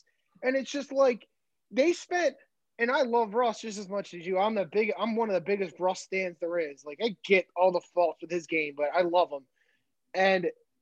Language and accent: English; suburbs of Philadelphia, Pennsylvania, United States; we're not from Philly. We're from the suburbs